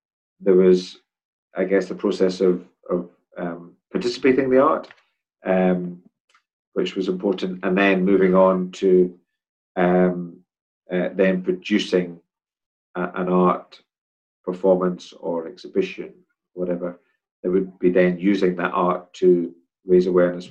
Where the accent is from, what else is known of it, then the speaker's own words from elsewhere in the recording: Edinburgh, Scotland, United Kingdom; In Edinburgh. Place called Portobello.